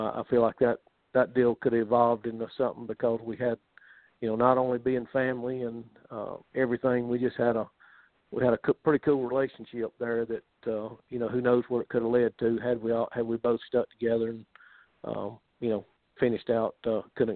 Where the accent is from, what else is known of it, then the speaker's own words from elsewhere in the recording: Calera, Alabama, United States; also born or lived in Midfield, Alabama; I grew up in Calera, Alabama, and went to high school there